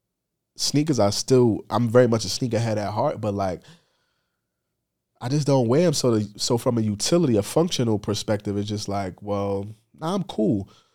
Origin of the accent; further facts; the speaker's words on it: Bronx, New York, United States; Just growing up in the Bronx, but just being a sneakerhead was a vibe